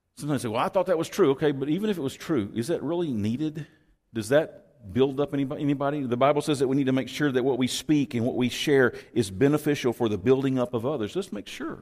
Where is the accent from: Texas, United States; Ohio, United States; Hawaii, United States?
Texas, United States; I'm from Texas